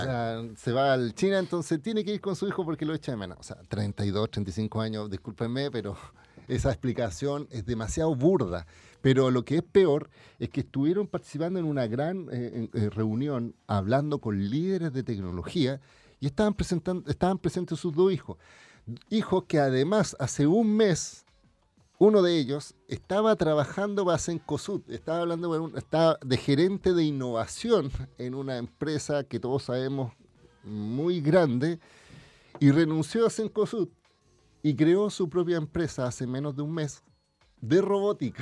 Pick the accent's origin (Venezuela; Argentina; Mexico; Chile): Chile; a mí como chileno